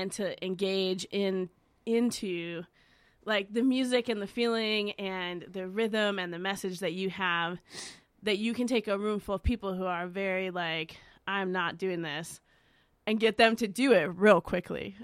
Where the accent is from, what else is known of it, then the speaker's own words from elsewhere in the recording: Chicago, Illinois, United States; I'm from Chicago